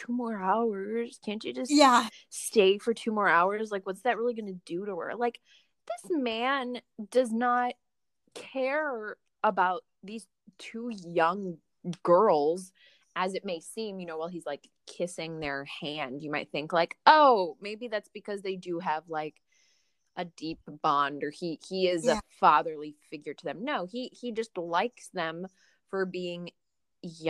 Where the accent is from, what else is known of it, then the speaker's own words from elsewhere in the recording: Northwest Indiana, United States; I grew up in Northwest Indiana, suburbs of Chicago